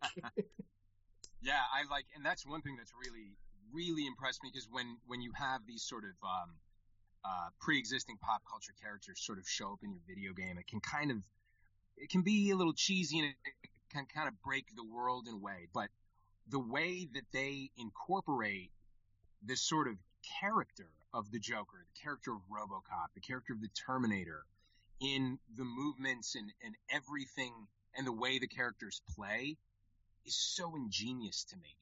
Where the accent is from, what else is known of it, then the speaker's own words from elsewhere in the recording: Connecticut, United States; I grew up in Connecticut, in the state of Connecticut